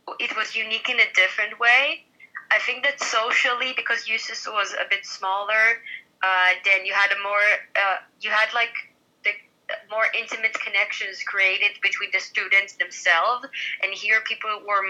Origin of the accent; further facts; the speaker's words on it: Israel; we're actually from the Middle East. We're not European